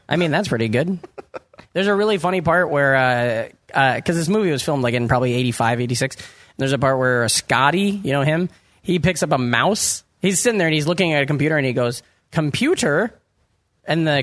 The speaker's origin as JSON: {"language": "English", "region": "Iowa", "country": "United States", "moved": "yes", "lives_now": "New York, United States", "said": "I'm from Iowa"}